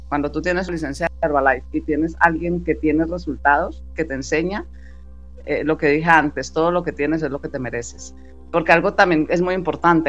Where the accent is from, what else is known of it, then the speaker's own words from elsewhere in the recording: Colombia; now in Spain; soy, colombiana